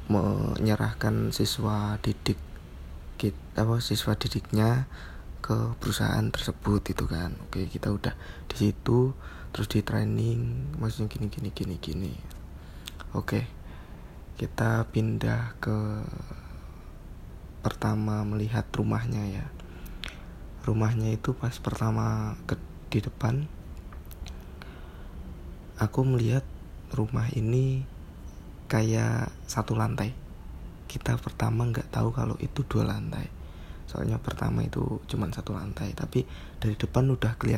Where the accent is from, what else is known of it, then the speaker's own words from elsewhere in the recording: Wonogiri, Central Java, Indonesia; Aku asli Wonogiri SMK Negeri 2 Wonogiri Dulu lulusan SMK Negeri 2 Wonogiri Teknik Gambar Bangunan